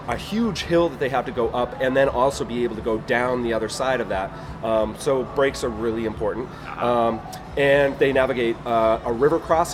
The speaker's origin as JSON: {"language": "English", "region": "East Coast", "country": "United States", "said": "when I moved back to the East Coast, I'm from the East Coast"}